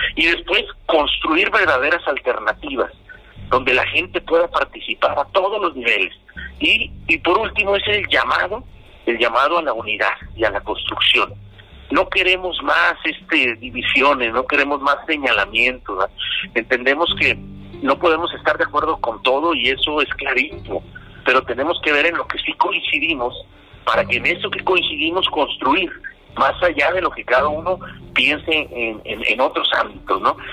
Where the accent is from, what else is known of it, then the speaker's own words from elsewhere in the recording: Mexico; also born or lived in Jalisco; como mexicanos